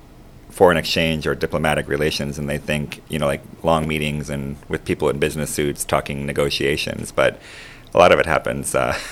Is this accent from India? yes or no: no; Panama; moved away as an adult; I grew up, like I said earlier, I grew up in Panama from the age of 7. So I lived there for 25 years. And, you know, I'm a U.S. citizen with a very big heart for Panama